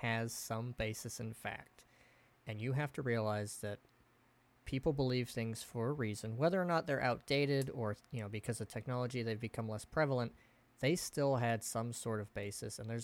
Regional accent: Oregon, United States; growing up in Oregon

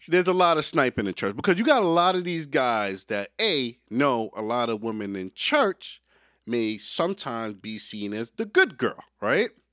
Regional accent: Jamaica; As a Jamaican

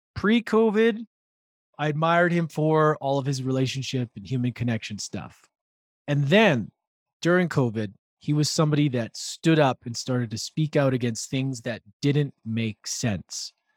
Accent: Vancouver, British Columbia, Canada; we're both from Vancouver

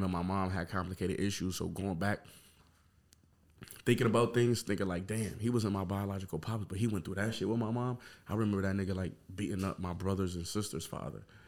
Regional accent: Buffalo, New York, United States; I'm from Montana Avenue

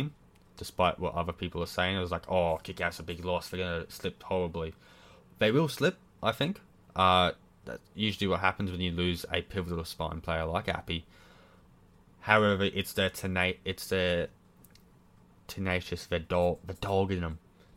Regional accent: Queensland, Australia; being a Queenslander

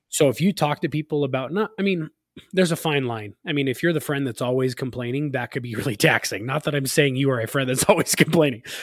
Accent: California, United States; now in Utah, United States; We grew up in California together

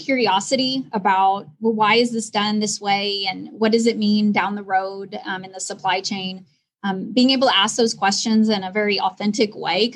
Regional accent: Kansas, United States; I grew up in a very small town in Kansas.

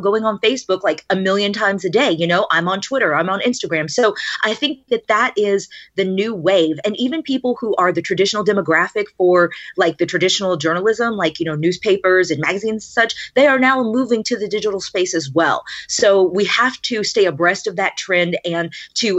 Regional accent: Monroe, Louisiana, United States; moved away as an adult; also born or lived in Shreveport, Louisiana; now in West Palm Beach, United States; this was in a small market in my hometown in Monroe, Louisiana

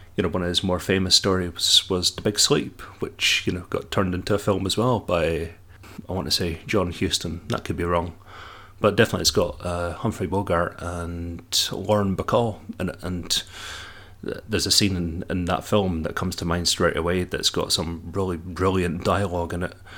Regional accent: Dundee, Scotland, United Kingdom; you can probably detect my accent, and that I'm from Scotland. Indeed, from sunny Dundee

